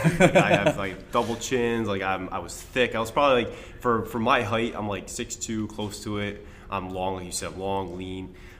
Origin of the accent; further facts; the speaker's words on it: Chatham, New York, United States; when I grew up in Chatham, New York.